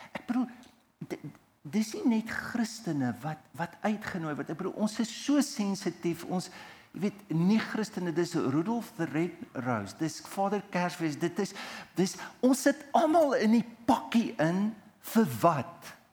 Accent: Heidelberg, South Africa; toe ek klein was, ons het groot geword in Heidelberg

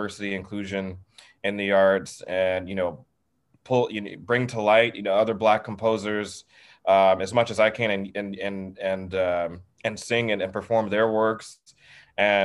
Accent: the South, United States; growing up in the South

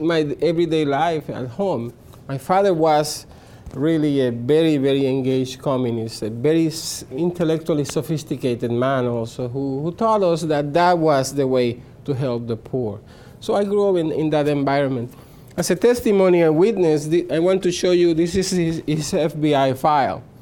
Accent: Puerto Rico; I'm from Puerto Rico, and I was born in the 1960s into a communist household

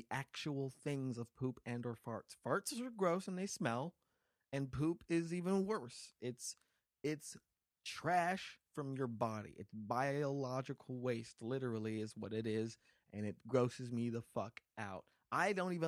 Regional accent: Las Vegas, Nevada, United States; now in Los Angeles, United States; my hometown, Las Vegas

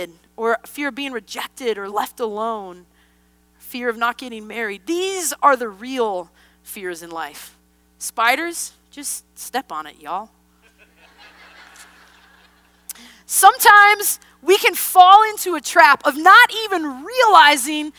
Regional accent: Wisconsin, United States; born or raised there; moved away

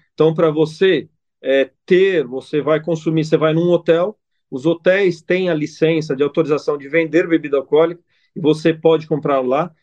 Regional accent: Italy; also born or lived in Brazil; now in Dubai, United Arab Emirates; sou italiano

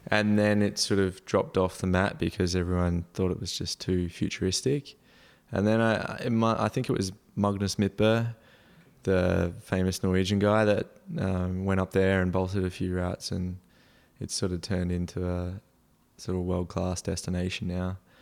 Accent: Townsville, Queensland, Australia; born or raised there; moved away as an adult; also born or lived in Adelaide / Norway

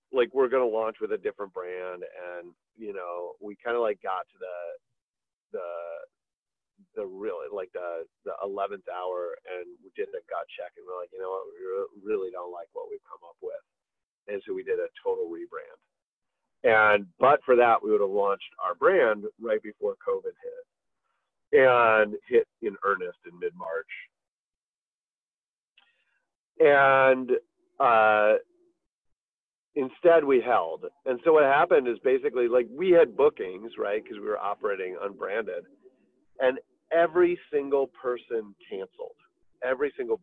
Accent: Midwest, United States; I grew up in the Midwest

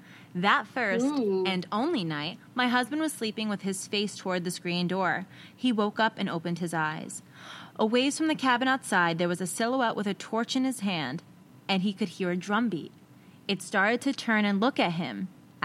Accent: California, United States; He's a native Hawaiian, and I'm from South California.

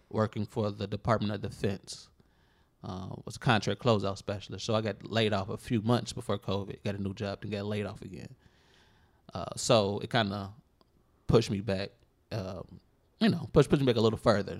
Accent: Chicago, Illinois, United States; Inglewood, south side of Chicago

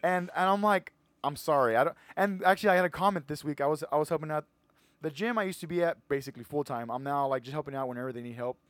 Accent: Edinburg, Texas, United States; I'm from Edinburgh, so I went to Edinburgh High School

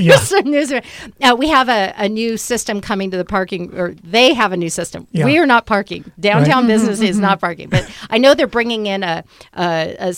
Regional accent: Beaverton, Oregon, United States; also born or lived in Portland, Oregon; now in Bend, United States; I'm from Beaverton. I went to Beaverton High School

